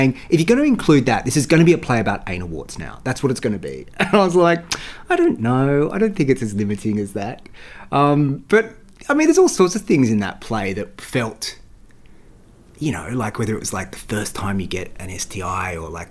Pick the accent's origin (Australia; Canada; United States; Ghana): Australia; Queanbeyan, New South Wales; moved away; Queanbeyan, that's where I grew up.